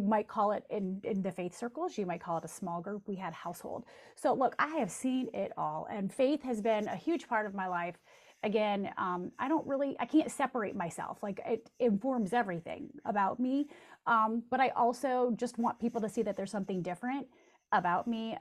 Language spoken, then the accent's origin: English; Jackson, Michigan, United States; my hometown of Jackson, Michigan